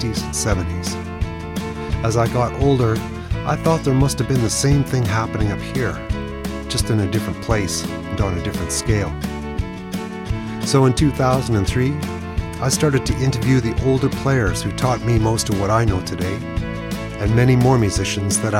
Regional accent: Rosthern, Saskatchewan, Canada; my hometown of Rostern

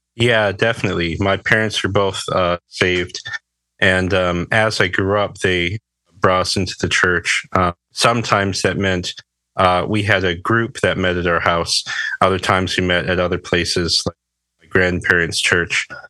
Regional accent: Berrien Springs, Michigan, United States; I'm from Southwest Michigan. There's a little town called Berrien Springs. Um, I've lived here most of my life

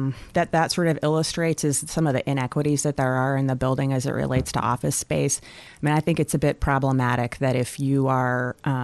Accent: Nabesna, Alaska, United States; born there; No, I was born out in Nabesna, which is in what is now the Wrangell-St. Elias National Park.

